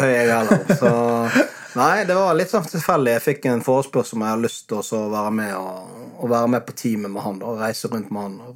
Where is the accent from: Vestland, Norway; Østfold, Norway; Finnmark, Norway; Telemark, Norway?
Vestland, Norway; Bergen; Hva er greia med det å flytte sørover for oss bergensere?